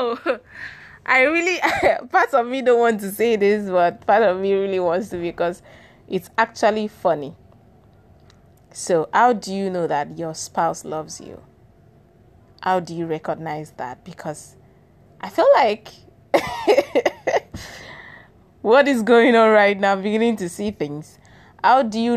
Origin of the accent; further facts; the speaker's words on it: Akwa Ibom, Nigeria; English is a second language; I'm from Akwa Ibom State